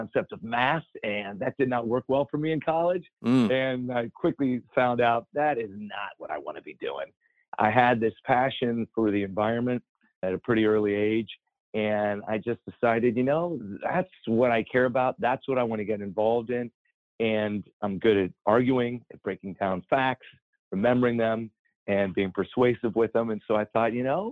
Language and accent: English; Columbus, Ohio, United States; I grew up in Columbus, Ohio, and we had basements in Ohio